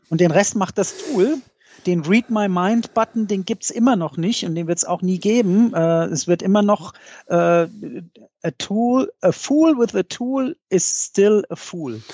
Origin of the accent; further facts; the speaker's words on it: Mainz, Rhineland-Palatinate, Germany; bei uns in Mainz